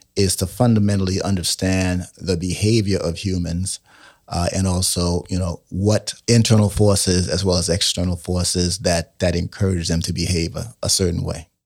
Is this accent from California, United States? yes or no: no; New York City, New York, United States; I grew up in New York City